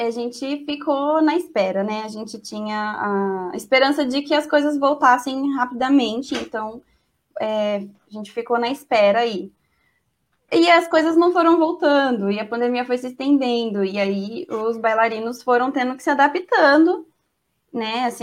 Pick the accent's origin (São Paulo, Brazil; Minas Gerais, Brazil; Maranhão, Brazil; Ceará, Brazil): São Paulo, Brazil; Campinas; mas eu sou de Campinas e aqui não é assim, né?